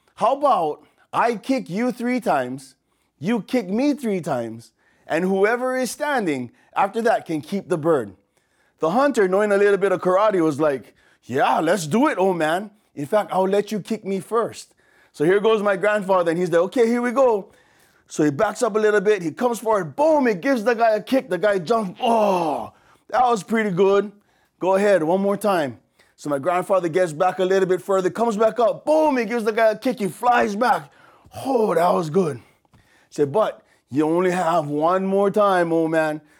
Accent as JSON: {"language": "English", "town": "Waianae", "region": "Hawaii", "country": "United States", "tie": "born or raised there", "accent": "pidgin", "said": "from here, from Oahu, from the west side of Oahu, deep west"}